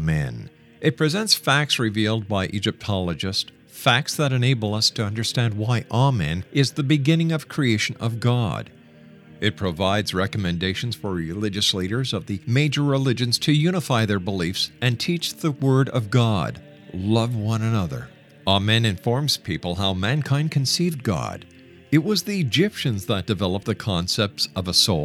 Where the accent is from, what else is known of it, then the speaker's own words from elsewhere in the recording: Montreal, Quebec, Canada; moved away; I'm from Montreal originally